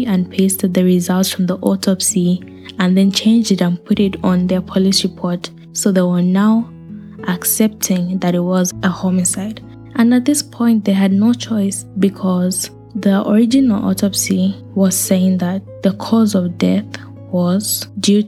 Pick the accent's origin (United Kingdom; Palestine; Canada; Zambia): Zambia; I grew up in Africa. I'm from Zambia